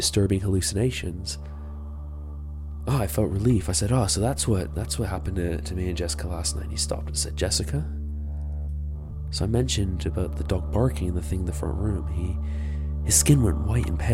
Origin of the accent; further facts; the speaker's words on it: Canada; now in United Kingdom; I'm from Canada and live in the UK